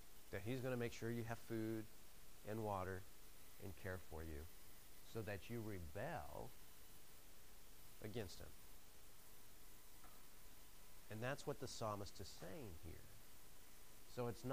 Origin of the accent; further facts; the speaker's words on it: the Northwest, Pacific Northwest, United States; moved away; I'm from the Northwest, and it's beautiful up there